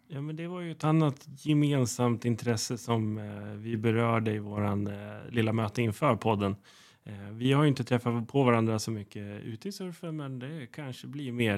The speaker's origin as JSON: {"language": "Swedish", "town": "Uppsala", "region": "Uppsala County", "country": "Sweden", "moved": "yes", "lives_now": "Gotland, Sweden", "said": "Jag är ju själv från Uppsala"}